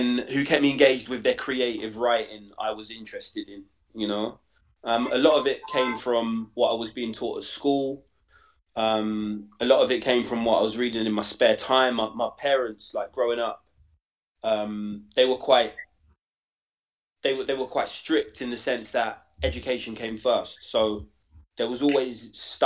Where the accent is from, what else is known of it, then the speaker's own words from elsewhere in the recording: London, United Kingdom; I grew up in Stoke Newington, and then the kind of Hoxton end of Hackney.